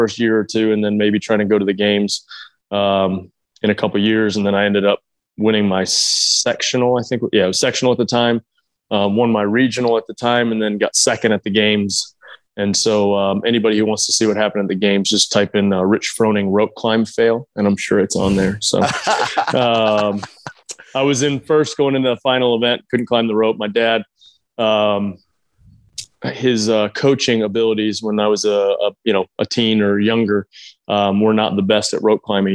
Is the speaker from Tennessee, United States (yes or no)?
yes; Cookeville, Tennessee, United States; I grew up in Cookeville, Tennessee